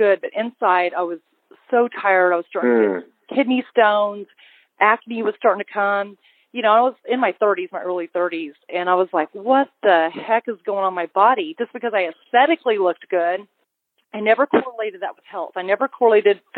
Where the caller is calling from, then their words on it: Austin, Texas, United States; I'm calling from Austin, Texas